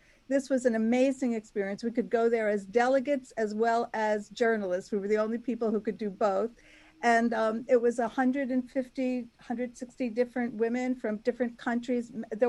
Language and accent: English; New York, United States; I'm a New Yorker